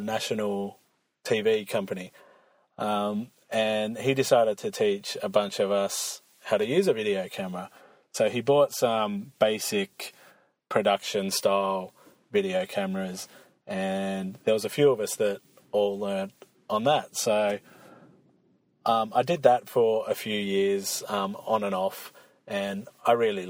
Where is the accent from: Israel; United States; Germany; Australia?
Australia; I'm from Australia, so big lakes and snowy mountains, we do have them, but they're pretty rare over here